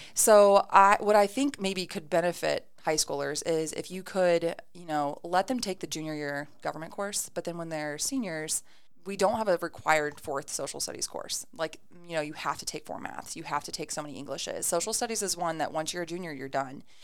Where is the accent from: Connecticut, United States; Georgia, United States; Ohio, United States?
Ohio, United States; Ada; I moved to Ada when I was in third grade and graduated from Ada.